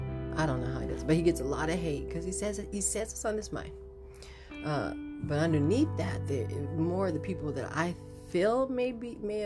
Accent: Chicago, Illinois, United States; Growing up in Chicago and in the inner city and South Side and all those places

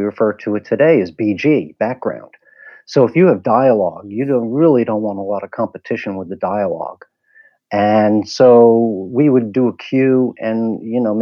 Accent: New York, United States; also born or lived in Washington, D.C.; I grew up in New York.

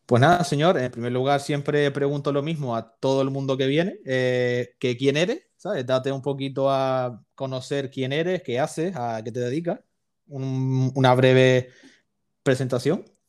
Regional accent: Canary Islands, Spain; yo soy de Canarias

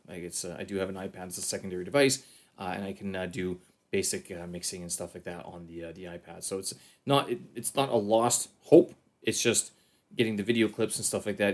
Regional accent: Canada; now in Beijing, China; I'm a Canadian expat here in, uh, uh, in Beijing, China

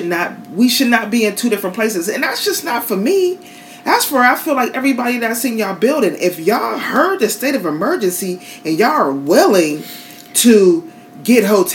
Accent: Pittsburgh, Pennsylvania, United States; now in Florida, United States; I'm from Pittsburgh. I'm not used to all of this shit down here.

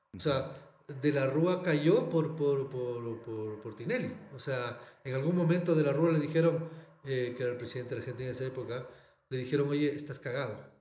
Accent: Ecuador; also born or lived in Barcelona, Spain; ser ecuatorianos

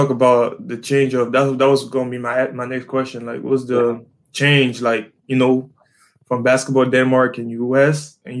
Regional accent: Canada; moved away; I was born in Canada

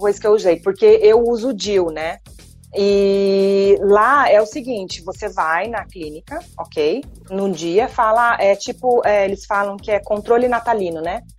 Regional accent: Brazil; moved away as an adult; also born or lived in London; Eu sou do Brasil, eu tenho o meu sotaque, eu vou falar com o meu sotaque

